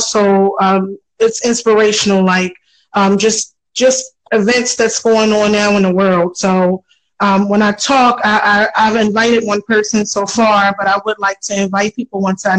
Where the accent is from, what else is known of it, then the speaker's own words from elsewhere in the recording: Baltimore, Maryland, United States; also born or lived in Philadelphia, Pennsylvania; I was born in Philadelphia, but I'm from Baltimore